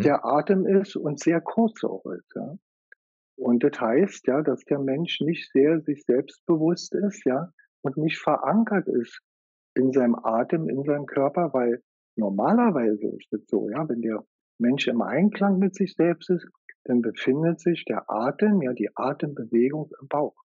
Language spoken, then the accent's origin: German; Germany; bei uns in Deutschland